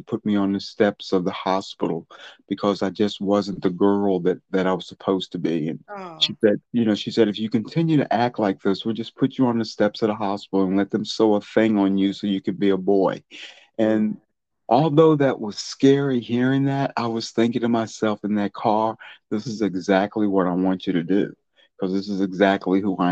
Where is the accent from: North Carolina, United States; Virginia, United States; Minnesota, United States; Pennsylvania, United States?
Virginia, United States; Charlottesville; I'm a native of Charlottesville in Alamar County. I lived in North Garden all my life.